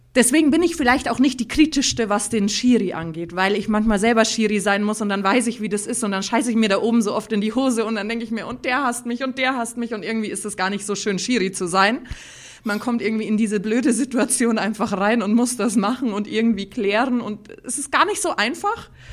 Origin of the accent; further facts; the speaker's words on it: Bavaria, Germany; ich bin gebürtig aus der schönsten Stadt der Welt, bin aber quasi die feinste Mischung aus Bayern, die es gibt, weil bei mir vereinen sich Oberbayern und Niederbayern